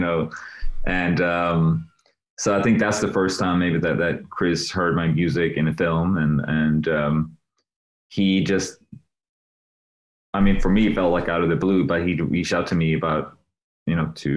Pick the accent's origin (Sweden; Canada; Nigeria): Sweden; moved away as an adult; I'm from Sweden